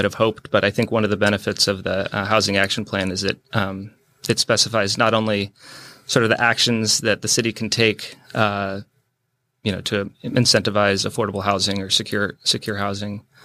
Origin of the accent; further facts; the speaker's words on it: Bainbridge Island, Washington, United States; also born or lived in Oregon; I grew up on Bainbridge. My family moved here when I was about four